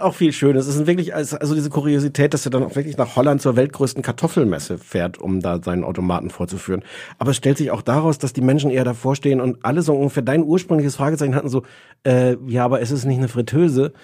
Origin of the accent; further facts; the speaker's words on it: Germany; als Deutscher